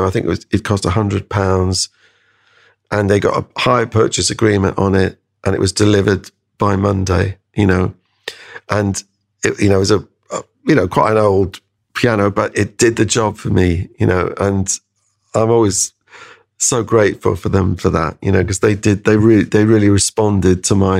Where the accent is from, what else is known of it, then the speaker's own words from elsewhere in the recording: High Wycombe, South East England, United Kingdom; also born or lived in Canada; I mean, we came back from Canada to High Wycombe, and you know, I had no friends. I had to leave all everything I was had going there.